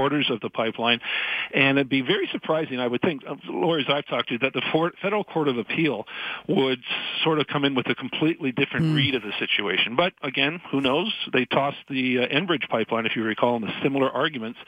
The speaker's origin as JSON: {"language": "English", "town": "Burnaby", "region": "British Columbia", "country": "Canada", "said": "I'm from Burnaby"}